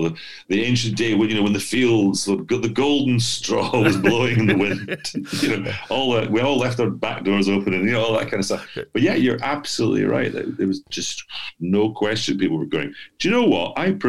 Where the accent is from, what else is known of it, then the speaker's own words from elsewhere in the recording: Edinburgh, Scotland, United Kingdom; moved away; I'm from Edinburgh and I work in Glasgow a lot.